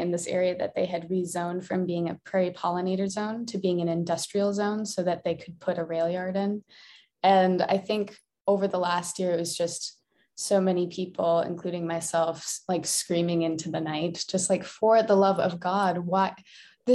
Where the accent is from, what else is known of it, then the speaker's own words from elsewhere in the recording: Iowa, United States; moved away as an adult; also born or lived in Minnesota; now in Madison, United States; I was born in Minnesota, but I lived the longest in Iowa